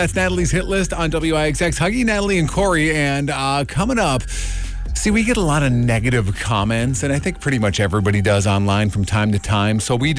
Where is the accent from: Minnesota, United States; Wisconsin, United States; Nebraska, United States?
Minnesota, United States; Duluth; moved away; One thing that I did realize when I moved here 13 years ago from northern Minnesota, I came from Duluth, and the roads here are tremendously better